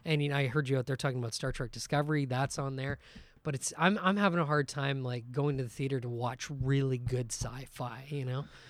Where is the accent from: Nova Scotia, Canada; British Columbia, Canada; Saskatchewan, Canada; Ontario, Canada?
Ontario, Canada; Guelph; we're from Guelph, Ontario, which is just outside of Toronto